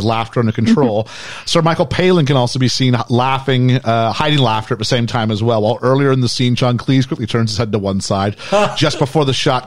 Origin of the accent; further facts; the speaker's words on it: Canada; as a Canadian teenager